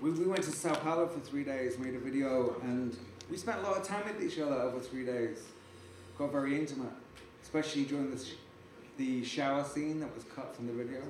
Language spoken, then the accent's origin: English; England, United Kingdom; I'm English